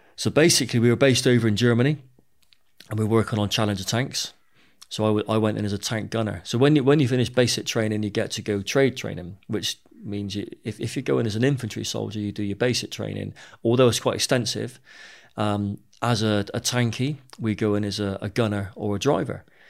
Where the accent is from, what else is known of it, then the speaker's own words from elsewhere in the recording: Bristol, South West England, United Kingdom; I grew up in Bristol